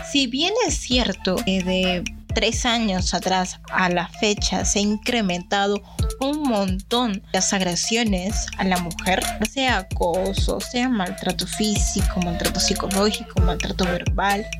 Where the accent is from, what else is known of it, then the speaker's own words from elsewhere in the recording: Peru; nuestra identidad como peruano